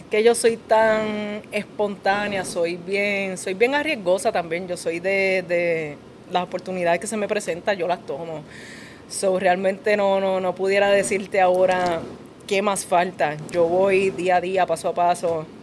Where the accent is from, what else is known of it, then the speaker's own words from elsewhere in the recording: Puerto Rico; Yo soy puertorriqueña también